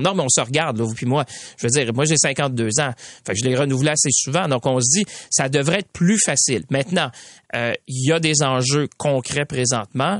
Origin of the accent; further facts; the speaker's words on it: Quebec, Canada; ici chez nous au Québec